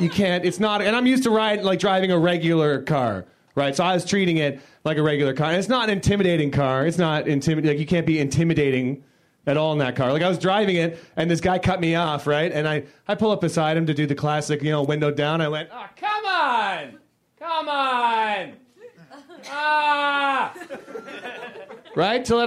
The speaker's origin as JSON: {"language": "English", "town": "Toronto", "region": "Ontario", "country": "Canada", "said": "I'm from Toronto"}